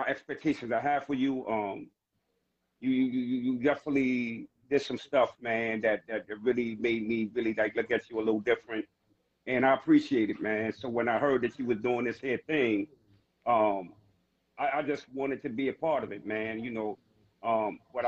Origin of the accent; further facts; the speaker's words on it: New York City, New York, United States; I'm born and raised in Harlem